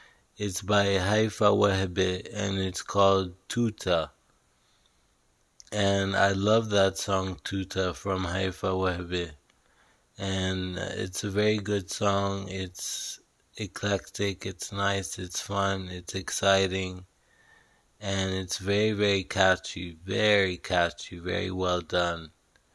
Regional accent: Dubai, United Arab Emirates; also born or lived in Canada / London / United States; now in Lebanon; I lived in Dubai. I grew up in Dubai. I didn't live in Lebanon because of the war, and my parents had to leave. So we went to Dubai, and I grew up there.

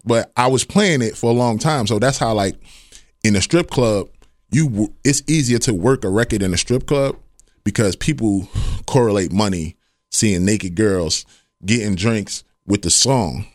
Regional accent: New York, United States; moved away as an adult; now in Ohio, United States; born and raised in Harlem, Harlem, New York. Grew up in the Bronx

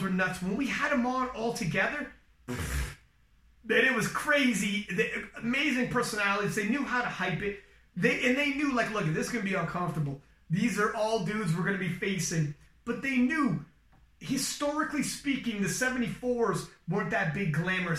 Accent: Canada; I'm Canadian

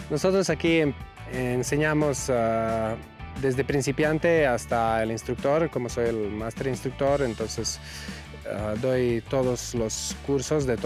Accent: Croatia; now in Mexico; Soy mm, instructor de parapente, vengo de Croacia y aquí estamos en el hangar 5, en, por Valle de Bravo

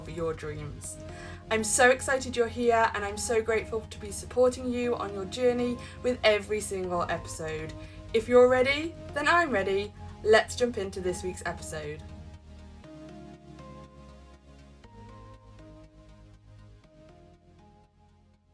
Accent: United Kingdom; I'm a Brit

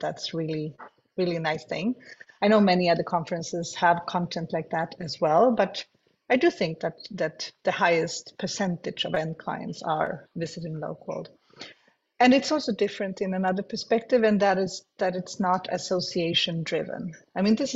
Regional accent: Sweden; Malmö is not my home city, but Sweden is my home country. I live 2 hours from Malmö.

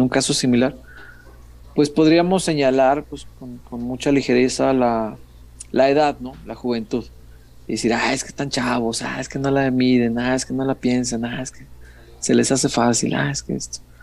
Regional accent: Guadalajara, Jalisco, Mexico; soy tapatío, a mucha honra

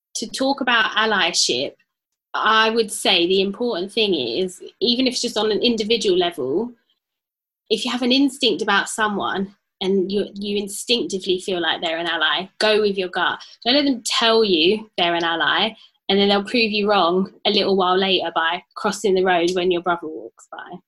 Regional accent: London, United Kingdom; so obviously I grew up in Tottenham and I was still living in Tottenham when the riots happened in 2011.

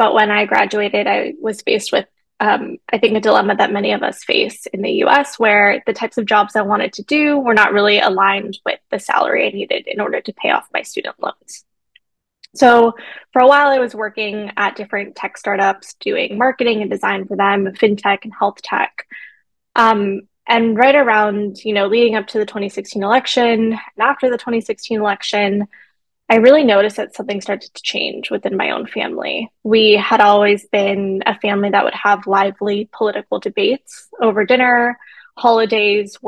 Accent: Los Angeles, California, United States; moved away as an adult; now in East Coast, United States; I was born in Los Angeles, so LA native, but I'm a chosen East Coaster. I've been living in the East Coast for almost a decade now

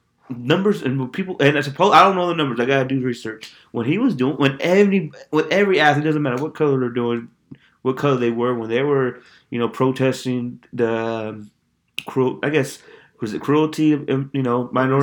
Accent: United States; me as an American

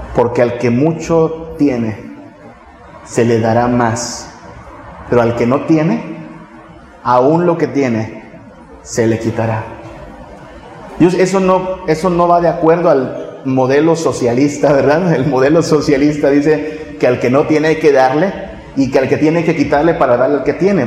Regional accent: northern Mexico, Mexico; moved away; allá en mi tierra en el norte

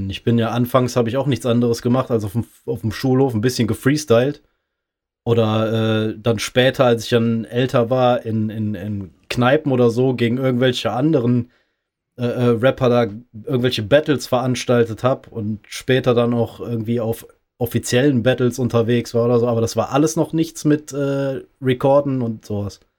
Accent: Bergisch Gladbach, North Rhine-Westphalia, Germany; Nee, ich komme ich komm aus NRW, ja, aber ich äh, aus Bergisch Gladbach

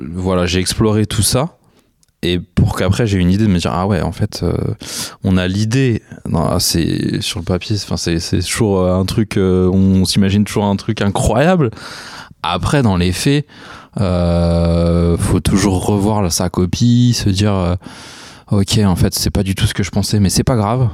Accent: near Meung-sur-Loire and Beaugency, Centre-Val de Loire, France; also born or lived in La Chapelle-Saint-Mesmin; j'ai grandi à Sainty

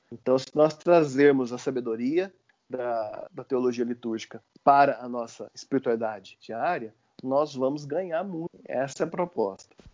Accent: Uberlândia, Minas Gerais, Brazil; moved away as an adult; now in Goiânia, Brazil; Sou mineiro de Berlândia, estou em Goiás tem 15 anos. Cresci num, num, ambiente da Igreja Metodista, em Uberlândia

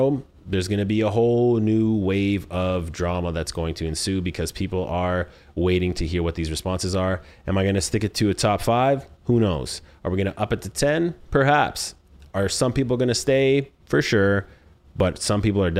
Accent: Canada; I am from Canada

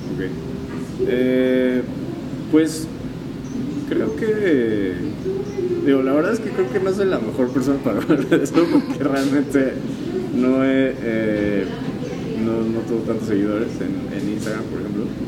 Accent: Mexico; somos mexicanos, vivimos aquí

